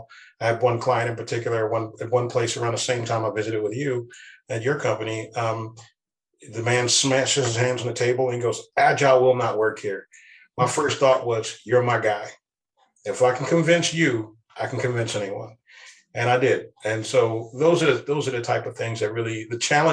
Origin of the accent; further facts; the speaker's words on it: East Coast, United States; now in West Coast, United States; I'm originally from the East Coast, and we have a very different way of speaking there.